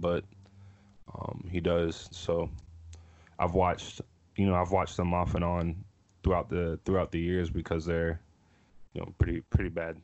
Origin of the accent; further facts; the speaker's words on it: Pittsburgh, Pennsylvania, United States; I'm from Pittsburgh